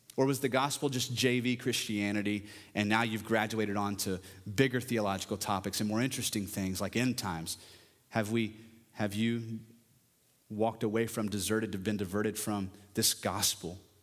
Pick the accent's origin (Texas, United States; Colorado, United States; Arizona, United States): Texas, United States; Parker County; I come from Parker County and peach trees are still a thing, but even back then, you know, when I was thirteen